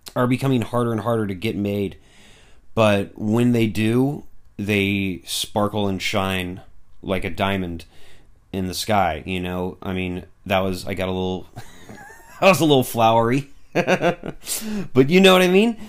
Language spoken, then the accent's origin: English; United States; I'm an American